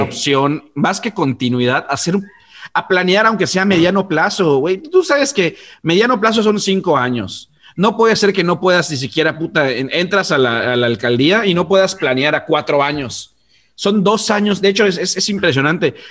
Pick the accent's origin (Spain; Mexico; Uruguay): Mexico; now in Yucatán, Mexico; somos eh, mexicanos